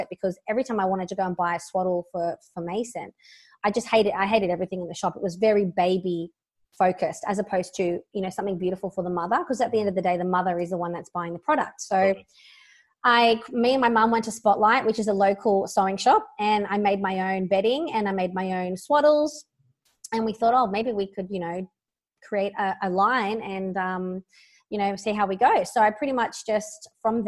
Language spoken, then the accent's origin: English; Sydney, New South Wales, Australia; I'm from Sydney, Australia